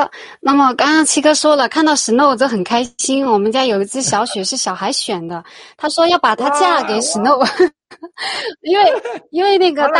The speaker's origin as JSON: {"language": "Chinese", "country": "China", "said": "我们中国人真的要有信仰，就不要吃狗肉。"}